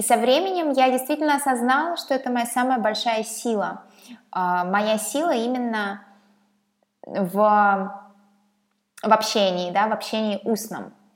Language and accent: Russian; Saint Petersburg, Russia; я из Петербурга, здесь живу, здесь родилась. Ненадолго уезжала в Европу, в пару городов, но Петербург — это мой родной город